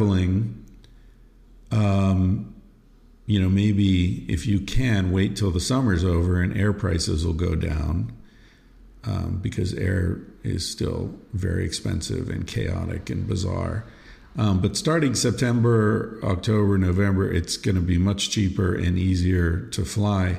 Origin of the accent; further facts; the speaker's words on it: United States; as an American being raised in the you're welcome, thank you, dialogue ping pong situation